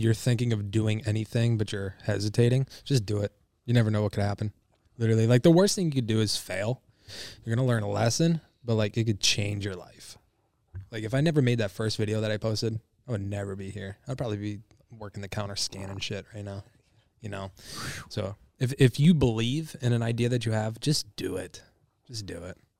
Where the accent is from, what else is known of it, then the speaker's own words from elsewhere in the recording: Michigan, United States; I'm from Michigan